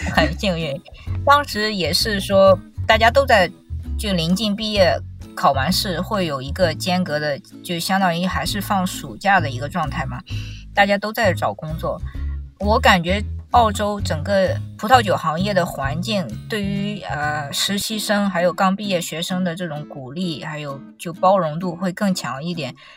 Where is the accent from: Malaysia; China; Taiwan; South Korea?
China; moved away as an adult; also born or lived in Australia / France; 因为我是中国人